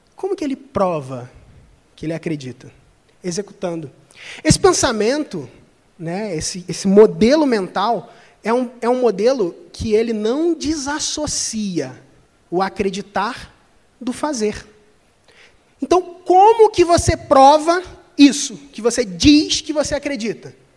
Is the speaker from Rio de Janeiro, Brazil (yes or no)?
yes; Cabo Frio, Rio de Janeiro, Brazil; eu sou de Cabo Frio, interior do Rio de Janeiro. Não tenho sotaque